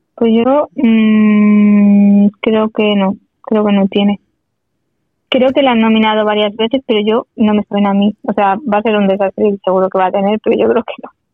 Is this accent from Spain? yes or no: yes; Sabadell, Catalonia, Spain; los de Sabadell somos muy de Sabadell